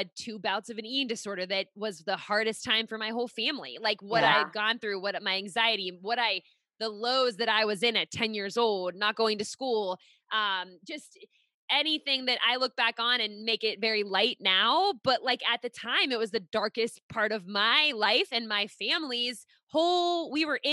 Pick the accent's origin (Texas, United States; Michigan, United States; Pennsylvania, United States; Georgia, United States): Pennsylvania, United States; Pittsburgh; moved away as an adult; now in Rhode Island, United States; I'm actually originally from Pittsburgh. We live in Rhode Island now, but I was, lived in Pittsburgh for 26 years